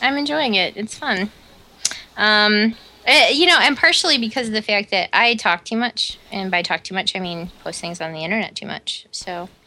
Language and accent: English; Omaha, Nebraska, United States; We grew up in Omaha, fucking Nebraska